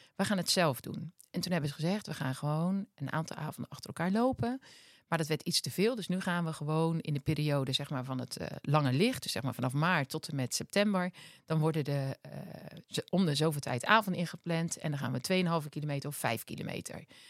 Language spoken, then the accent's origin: Dutch; Westland, South Holland, Netherlands; ik kom uit het Westland van origine.